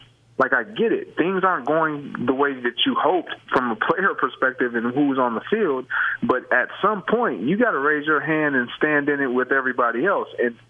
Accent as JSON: {"language": "English", "region": "Michigan", "country": "United States", "tie": "born or raised there", "said": "That's how we've always felt about the Detroit Lions growing up in Michigan."}